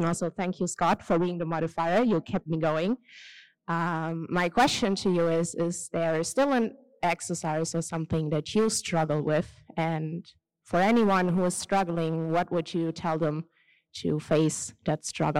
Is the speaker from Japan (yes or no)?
no; Germany; I'm from Germany as well.